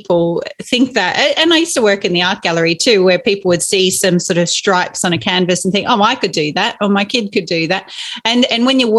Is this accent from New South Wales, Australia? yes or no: yes; Inverell, New South Wales, Australia; growing up in Inverell, which is in Western New South Wales, spent a lot of time just meandering our property